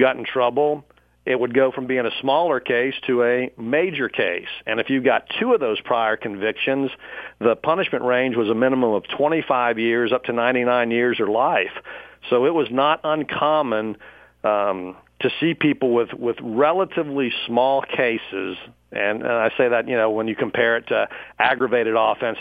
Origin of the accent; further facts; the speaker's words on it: Dallas, Texas, United States; also born or lived in Pflugerville, Texas; We moved to Dallas about the end of my sixth grade year, and I grew up then in North Dallas